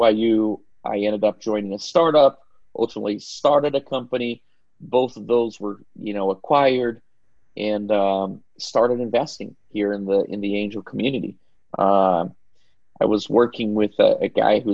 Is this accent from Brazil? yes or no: yes; Belo Horizonte, Minas Gerais, Brazil; moved away as an adult; also born or lived in Pasadena; I grew up in Belo Horizonte